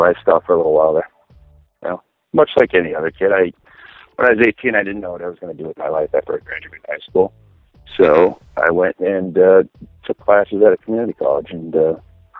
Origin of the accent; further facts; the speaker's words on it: Minneapolis, Minnesota, United States; I am from Minneapolis.